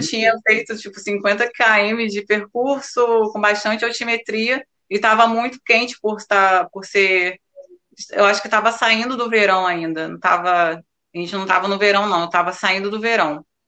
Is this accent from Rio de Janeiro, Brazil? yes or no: yes; Iguaba Grande, Rio de Janeiro, Brazil; sou de Guaba Grande